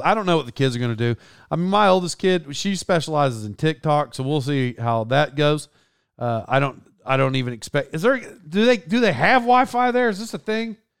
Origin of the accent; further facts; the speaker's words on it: Tulsa, Oklahoma, United States; accent: twang; being from Oklahoma, I would imagine I don't sound, I, I'm sure I have a twang.